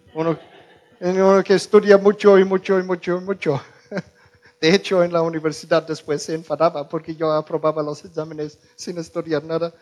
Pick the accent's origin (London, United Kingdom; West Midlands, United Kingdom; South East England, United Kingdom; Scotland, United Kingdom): West Midlands, United Kingdom; Birmingham; Spanish is a second language; moved away; yo crecí en, Musulmanlandia, en Inglaterra, en Birmingham.